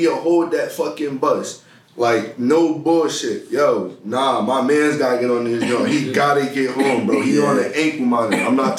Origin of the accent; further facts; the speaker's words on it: Harrisburg, Pennsylvania, United States; I'm 20. From Harrisburg, Pennsylvania.